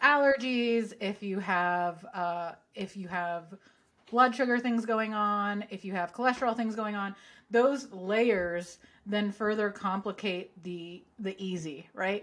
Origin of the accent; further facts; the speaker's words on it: Southern California, United States; growing up in Southern California